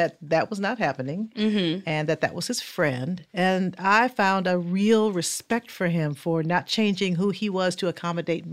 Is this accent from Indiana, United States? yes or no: yes; Fort Wayne, Indiana, United States